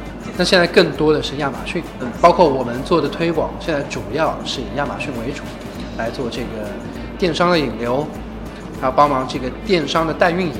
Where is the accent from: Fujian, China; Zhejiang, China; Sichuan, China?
Zhejiang, China; Ningbo; now in United States; 我是个宁波人嘛。